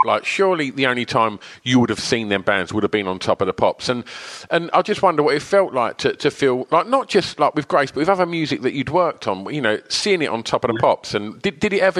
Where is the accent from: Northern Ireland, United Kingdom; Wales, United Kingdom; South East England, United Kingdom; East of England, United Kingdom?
East of England, United Kingdom; Essex; i grew up in Essex and I'm 49.